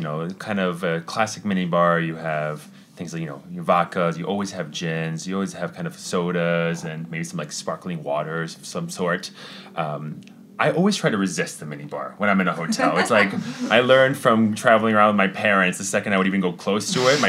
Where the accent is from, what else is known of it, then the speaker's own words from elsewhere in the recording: Italy; born there; I was born in Italy for that.